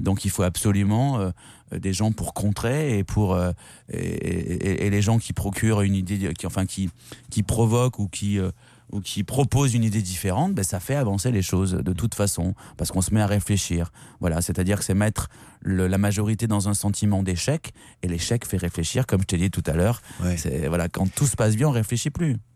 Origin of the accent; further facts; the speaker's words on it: Bordeaux, Nouvelle-Aquitaine, France; j'ai fait tout ça à Bordeaux. Non, non, mais je, je suis bordelais